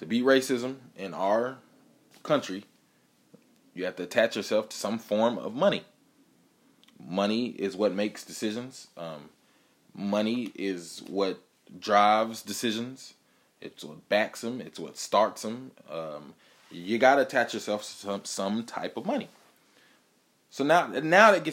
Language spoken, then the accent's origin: English; Atlanta, Georgia, United States; I grew up in Atlanta.